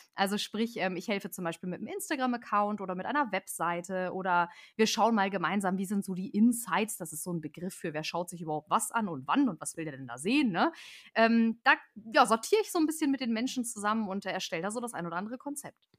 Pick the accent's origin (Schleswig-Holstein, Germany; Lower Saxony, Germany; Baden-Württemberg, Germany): Lower Saxony, Germany; near Celle; Ich komme aus der Ecke von Celle, wunderschöne Fachwerkstatt, falls das jemand gehört hat. Falls nicht, Ecke Hannover.